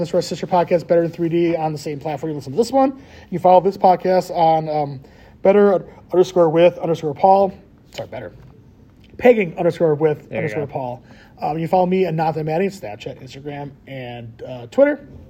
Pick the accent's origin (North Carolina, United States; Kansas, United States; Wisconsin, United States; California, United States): Wisconsin, United States; That's how much we love cribbage in Wisconsin.